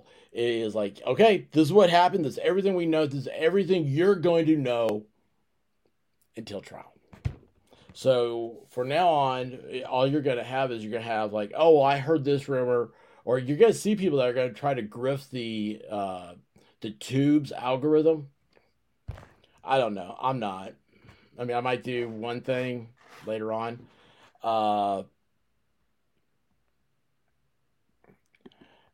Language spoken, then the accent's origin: English; Tennessee, United States; Wait, I'm also from Tennessee.